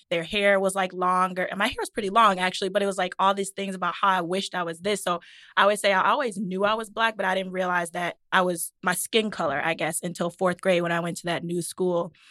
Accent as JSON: {"language": "English", "town": "Detroit", "region": "Michigan", "country": "United States", "tie": "born or raised there", "said": "I grew up in Detroit and all my neighbors were black."}